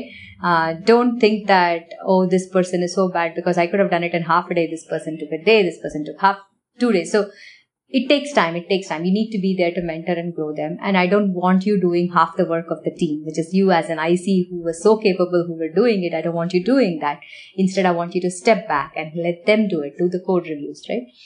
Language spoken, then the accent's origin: English; Chennai, Tamil Nadu, India; moved away as an adult; also born or lived in Varanasi, India / Ohio, United States; now in United States; I grew up in Chennai